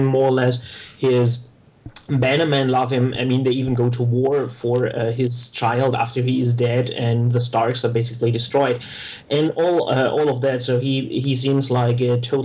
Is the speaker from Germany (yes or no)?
yes; Germany; accent: German; I'm geographically from Germany, with which you can hear from my accent